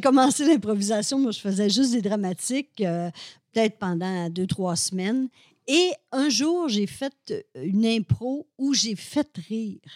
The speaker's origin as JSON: {"language": "French", "town": "Alma", "region": "Quebec", "country": "Canada", "tie": "born or raised there", "moved": "as an adult", "lives_now": "Montreal, Canada", "said": "je viens du Lac-Saint-Jean, moi, je viens d'Alma"}